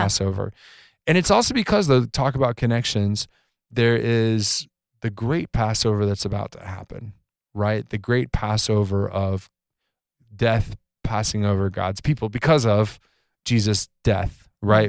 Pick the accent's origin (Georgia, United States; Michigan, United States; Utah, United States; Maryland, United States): Georgia, United States; I grew up in Georgia